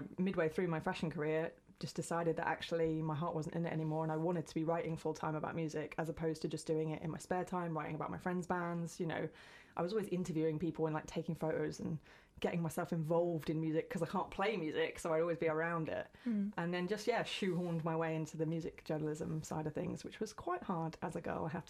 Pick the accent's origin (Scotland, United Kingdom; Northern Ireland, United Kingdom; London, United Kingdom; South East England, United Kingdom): South East England, United Kingdom; West Sussex; moved away as an adult; now in Brighton, United Kingdom; I didn't grow up here. I grew up further in West Sussex, in the middle of absolutely nowhere, like in the middle of the countryside.